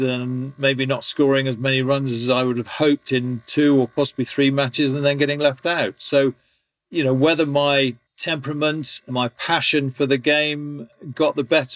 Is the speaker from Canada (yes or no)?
no; England, United Kingdom; being an Englishman